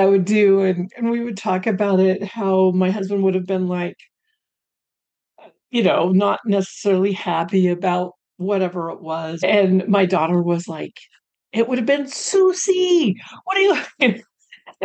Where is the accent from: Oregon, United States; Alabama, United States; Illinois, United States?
Oregon, United States; Pacific Northwest; moved away as an adult; also born or lived in Colorado / Los Angeles, California; And now I was born in Colorado, but then I don't remember living there. We moved up to the Pacific Northwest and lived there until 2010. But we moved there when I think I turned four